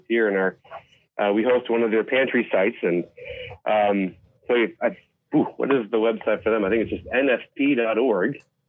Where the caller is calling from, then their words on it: Carol Stream, Illinois, United States; also born or lived in Chicago suburbs; I've lived in almost a good number of the suburbs, but I'm currently calling from Carroll Stream.